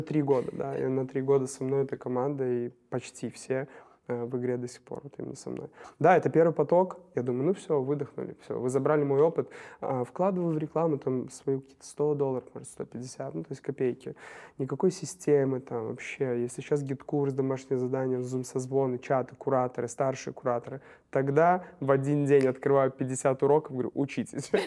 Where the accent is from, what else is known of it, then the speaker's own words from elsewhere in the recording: Novopolotsk, Vitebsk Region, Belarus; moved away as an adult; now in Minsk, Belarus; я из Новополска, в Минске последние пять лет